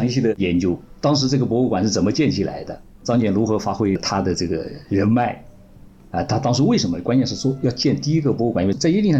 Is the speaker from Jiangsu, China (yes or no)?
yes; Nantong, Jiangsu, China; 他说你这个南通人吧？我说是啊，我说南通人。